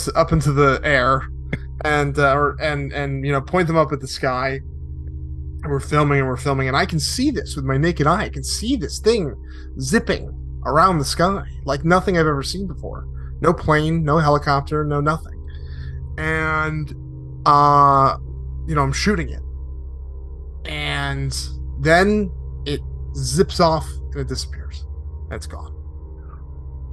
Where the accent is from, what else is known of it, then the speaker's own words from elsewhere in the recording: Connecticut, United States; moved away; also born or lived in Arizona / Los Angeles; I grew up in Connecticut